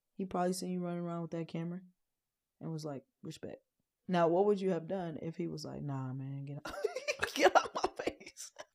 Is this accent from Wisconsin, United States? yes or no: yes; Wisconsin, United States; moved away; also born or lived in Chicago; I come from Wisconsin, Chicago